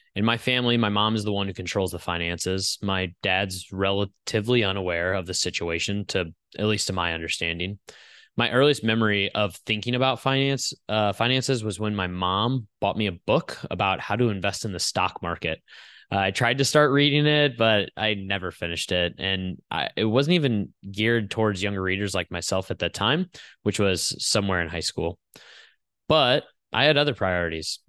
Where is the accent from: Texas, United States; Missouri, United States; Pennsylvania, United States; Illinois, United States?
Missouri, United States; St. Louis; Saint Louis was my hometown